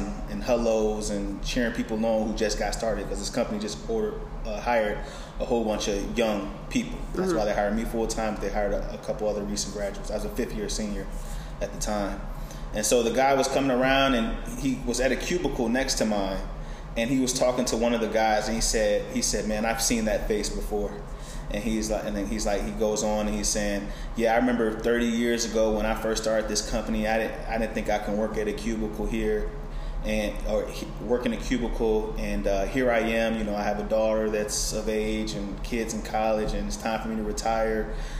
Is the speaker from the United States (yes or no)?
yes; Chicago, Illinois, United States; now in Northern Virginia, United States; personally, I'm from Chicago, and I moved to Northern Virginia with my father when he was stationed at the Pentagon.